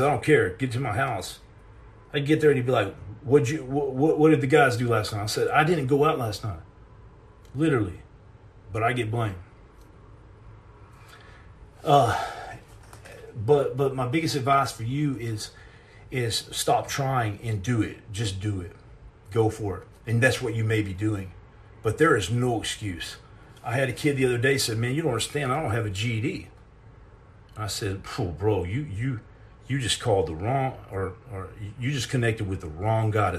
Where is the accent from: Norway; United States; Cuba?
United States; Texas; I'm from Texas